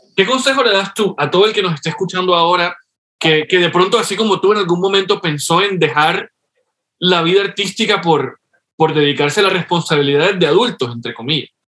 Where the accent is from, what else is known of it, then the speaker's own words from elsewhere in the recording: Colombia; compatriota tuyo colombiano